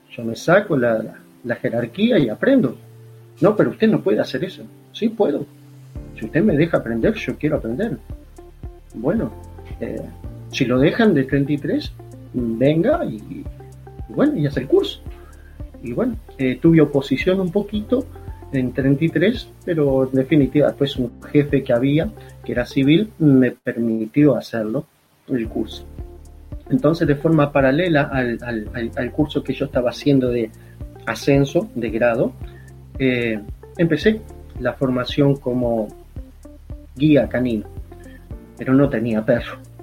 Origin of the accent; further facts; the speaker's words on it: Uruguay; also born or lived in Montevideo; Yo estaba eh, lejos de mi tierra, donde vivía, estaba en la capital del país estudiando